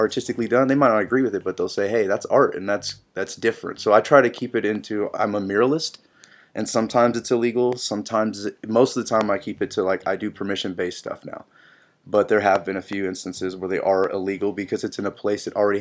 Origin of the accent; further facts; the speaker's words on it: San Jose, California, United States; moved away as an adult; also born or lived in La Selva Beach, California; now in Athens, Ohio, United States; I was born in La Selva Beach, which is like right next to Santa Cruz. My dad delivered me at home. They just smoked a joint, did it the real way. And then most of my life has been in like San Jose, Silicon Valley, San Francisco Bay Area.